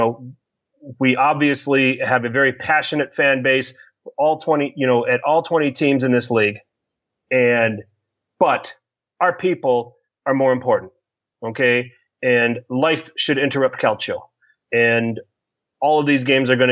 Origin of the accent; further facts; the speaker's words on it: United States; As an American